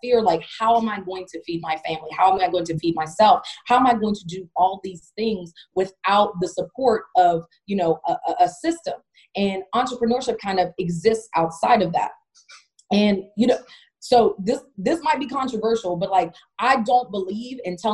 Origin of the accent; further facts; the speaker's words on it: Jamaica; also born or lived in Alaska; now in Pittsburgh, United States; I grew up in Jamaica